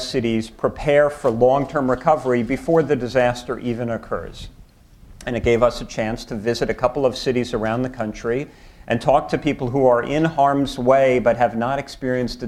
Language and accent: English; New York City, New York, United States; I'm from New York